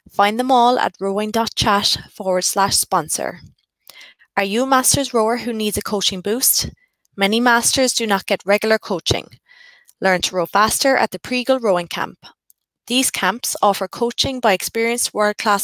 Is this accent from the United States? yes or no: no; County Cork, Munster, Ireland; I am a journalist from County Cork